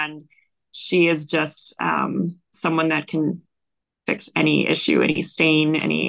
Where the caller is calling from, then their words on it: Wisconsin, United States; I am actually in Wisconsin, the United States.